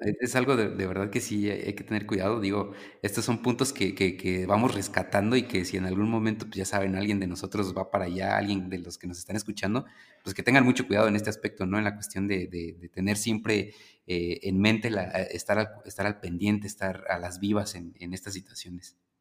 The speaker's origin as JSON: {"language": "Spanish", "country": "Mexico", "said": "nosotros como mexicanos"}